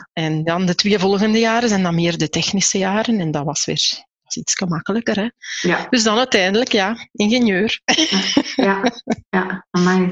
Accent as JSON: {"language": "Dutch", "town": "Aarschot", "region": "Flanders", "country": "Belgium", "tie": "born or raised there", "said": "Ik ben ook in Aarschot opgegroeid. Ik ben in Aarschot zelfs nog geboren."}